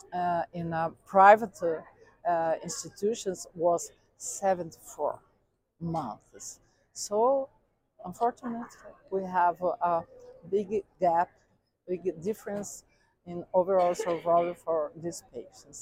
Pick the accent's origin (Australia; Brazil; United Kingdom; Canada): Brazil; I'm from Brazil.